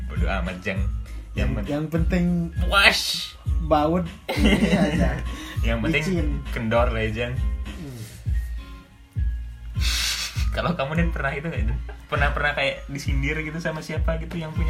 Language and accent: Indonesian; Java, Indonesia; yang sebagai orang Jawa orang Jawa juga kan di situ